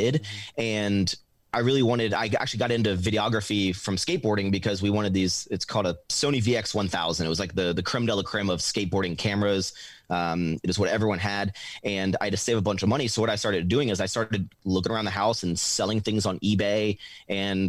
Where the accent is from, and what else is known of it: Richmond, Virginia, United States; born or raised there; moved away as an adult; now in Texas, United States